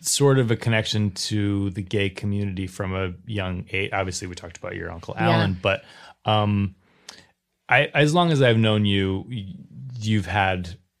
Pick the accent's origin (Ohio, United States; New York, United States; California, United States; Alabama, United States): Ohio, United States; moved away as an adult; I was from Ohio